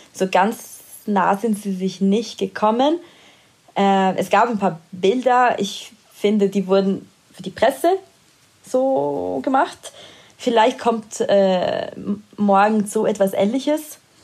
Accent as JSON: {"language": "German", "country": "Italy", "moved": "yes", "said": "in meiner Heimat. Er war in Italien"}